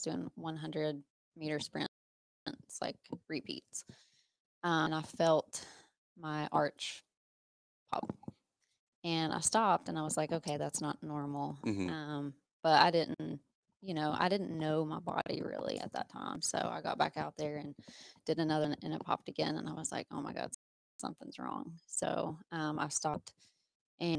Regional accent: Pennington Gap, Virginia, United States; moved away as an adult; now in Johnson City, United States; I'm from Pennington Gap, Virginia. Moved to Johnson City in 2007 to go to ETSU

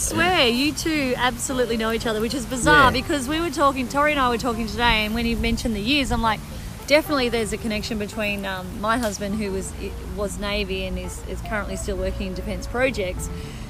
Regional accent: Mornington Peninsula, Victoria, Australia; I grew up on the Mornington Peninsula.

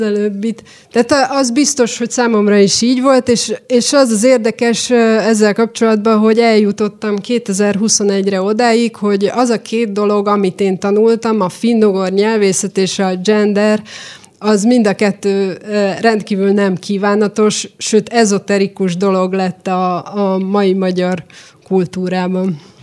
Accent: Szentes, Csongrád-Csanád, Hungary; moved away as an adult; also born or lived in Eperjes; now in Budapest, Hungary; Én szentesen születtem

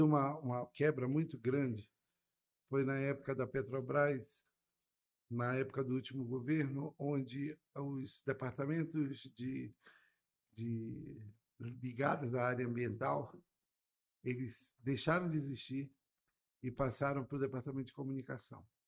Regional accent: Manaus, Amazonas, Brazil; also born or lived in Curitiba, Brazil / Reading, United Kingdom; eu fui criado ali no Bancrevia

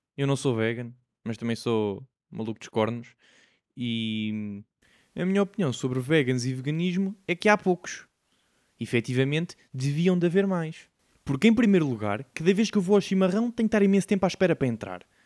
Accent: Portugal; nós, como Tugas

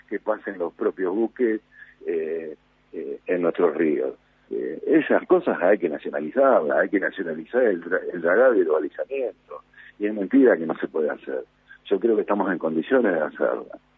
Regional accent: Argentina; del lado político y fundamentalmente del lado de los que nos convienen a nosotros como argentinos.

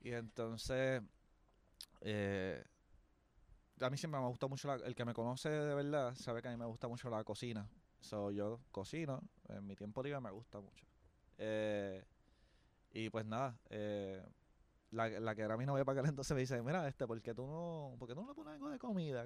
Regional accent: Caguas, Puerto Rico; Soy de la gran nación de Caguas, un pueblo al sur de San Juan

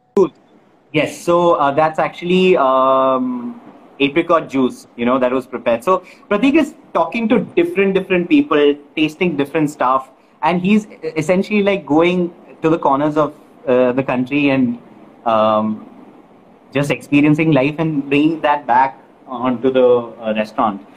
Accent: Kerala, India; moved away; came to my hometown of Kerala

